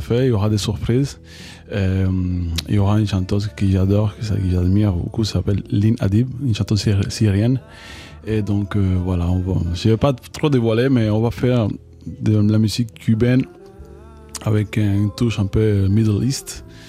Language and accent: French; Cuba; French is a second language; moved away as an adult; also born or lived in Paris, France; now in France; en grandissant à, Cuba, bien sûr qu'on a, une culture musicale très forte